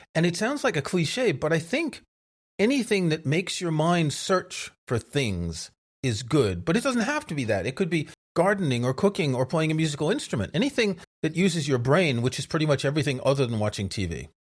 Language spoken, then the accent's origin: English; New York, United States; when I was growing up in New York, most of my friends were Jewish